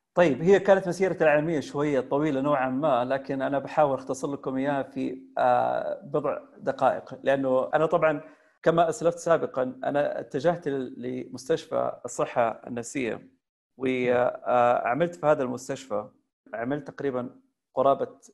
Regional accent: Taif, Makkah Province, Saudi Arabia; توجهت الى مسقط راسي اللي هي مدينه الطائف

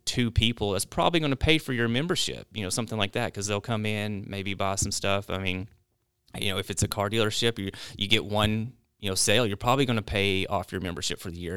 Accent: North Little Rock, Arkansas, United States; also born or lived in Idaho; growing up in North Little Rock. It was, it was unique

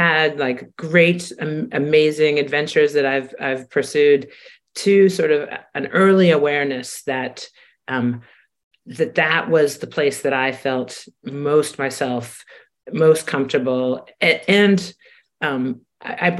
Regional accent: Washington, District of Columbia, United States; being a kid growing up in Washington, D.C.

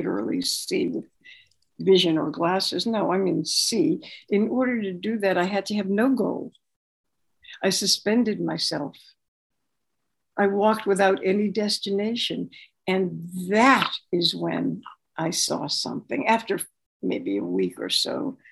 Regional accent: Boston, Massachusetts, United States; also born or lived in New York City, United States / Mexico; now in Los Angeles, United States; I was born in Boston

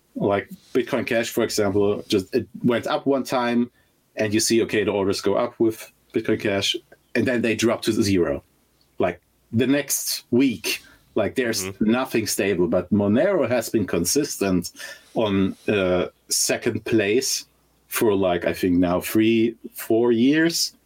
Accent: Germany; I'm originally from Germany

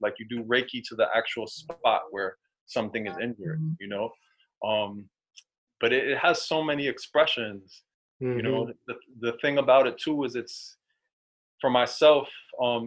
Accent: New York City, New York, United States; Growing up in New York City

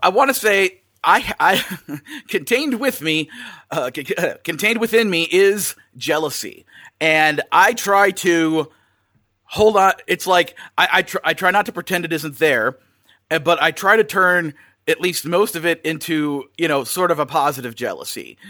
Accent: Wisconsin, United States; moved away as an adult; now in Burbank, United States; I'm originally from Wisconsin, uh, spent most of my life out in the Midwest

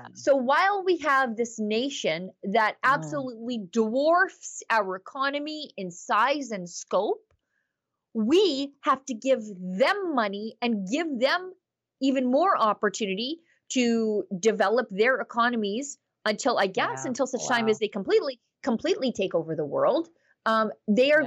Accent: Alberta, Canada; As as an Albertan

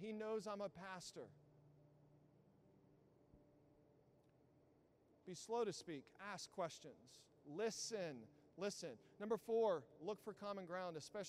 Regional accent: Southeast Texas, United States; moved away; I grew up in Southeast Texas

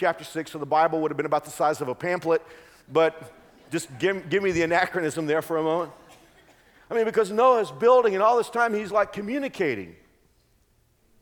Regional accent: Texas, United States; now in Kansas, United States; I grew up in Texas

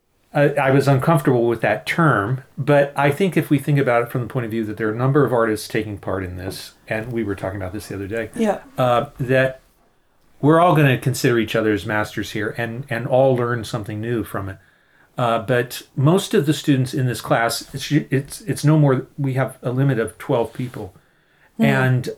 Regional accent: Philadelphia, Pennsylvania, United States; I'm from the Philadelphia area. I've taught at Swarthmore College, just outside of Philadelphia, for over 30 years now.

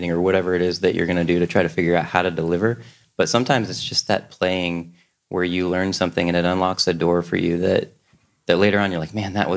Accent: Cincinnati, Ohio, United States; I'm from Cincinnati, Ohio

